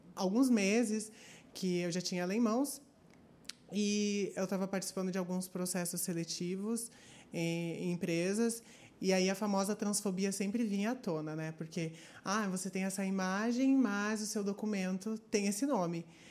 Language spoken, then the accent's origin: Portuguese; Curitiba, Paraná, Brazil; Eu sou aqui de Curitiba e tenho 23 anos